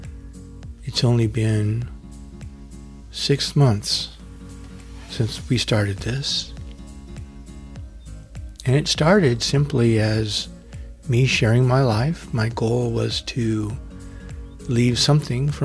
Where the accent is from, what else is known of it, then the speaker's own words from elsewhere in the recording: Avenal, California, United States; moved away; Growing up outside of Avenel in the PG&E compressor station didn't afford a lot of opportunity to interact with other children.